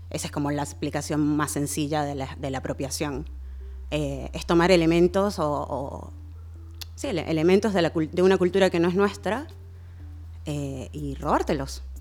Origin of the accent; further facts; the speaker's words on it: Venezuela; A ver, a mí me, pasa algo que también por mucho tiempo, siendo venezolana, eh, como que el, tema de mi bagaje negro no lo tenía muy cercano.